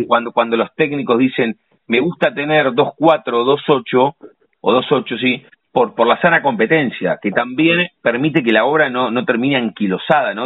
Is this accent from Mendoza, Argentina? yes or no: no; La Plata, Buenos Aires Province, Argentina; los que nacimos y vivimos en La Plata